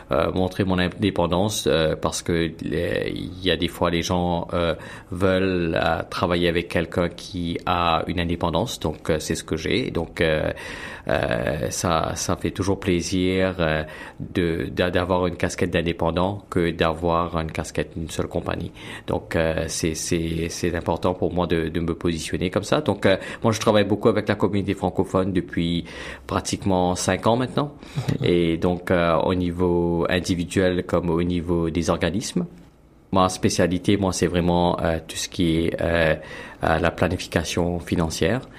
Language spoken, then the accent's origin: French; Mauritius; now in Toronto, Canada; Donc je, viens de l'île Maurice, donc je suis mauricien.